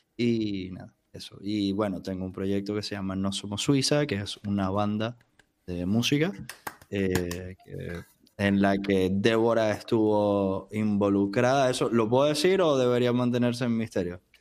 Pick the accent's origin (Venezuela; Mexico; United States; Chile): Venezuela; Maracaibo, Zulia; now in Buenos Aires, Argentina; Mi documento diría que soy de Venezuela, de una ciudad llamada Maracaibo.